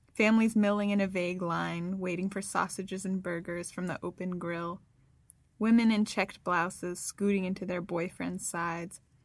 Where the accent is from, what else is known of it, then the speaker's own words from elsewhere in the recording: Northern California, United States; I'm from California, Northern California especially